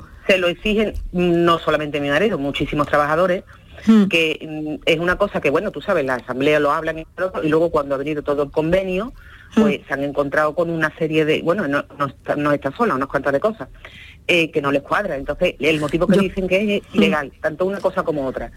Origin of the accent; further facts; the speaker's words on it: Seville, Andalusia, Spain; soy de Sevilla